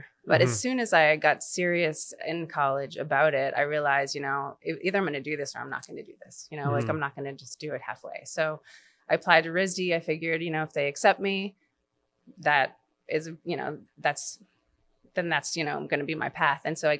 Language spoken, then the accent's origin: English; New York, United States; born there; also born or lived in Atlanta / Connecticut / London / Maine; I was born in New York. We lived there. We moved around my whole life. So the only real place that I've ever felt like was home was Maine.